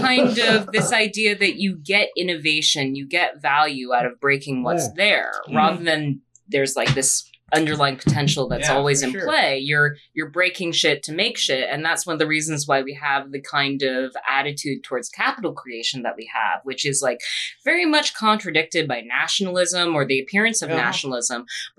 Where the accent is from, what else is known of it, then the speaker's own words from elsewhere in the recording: England, United Kingdom; No, I'm English and I hate myself.